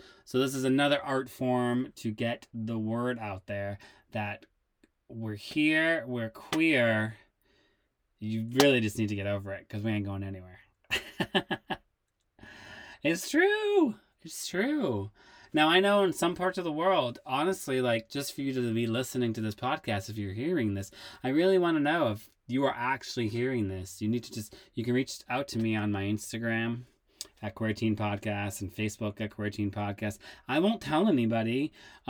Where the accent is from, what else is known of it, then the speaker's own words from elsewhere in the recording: Worcester, Massachusetts, United States; I grew up in Massachusetts in a town called Worcester City, and I grew up dancing at two dance studios, and I went to a performing arts high school